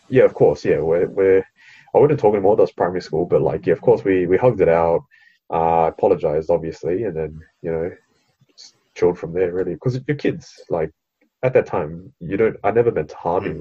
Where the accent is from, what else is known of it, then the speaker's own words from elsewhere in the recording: Australia; I was born in Australia, so I'm an Australian citizen